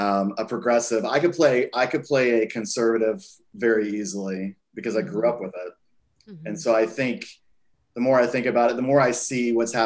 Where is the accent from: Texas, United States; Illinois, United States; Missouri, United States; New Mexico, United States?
Texas, United States; I think I've probably been shaped mostly by growing up in Texas. And I think I think when you grow up in Texas, you have a very specific view of the United States.